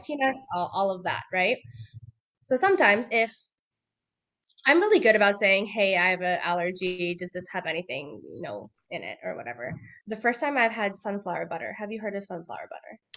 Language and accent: English; Bay Area, California, United States; moved away as an adult; now in Southern California, United States; I am originally from the Bay Area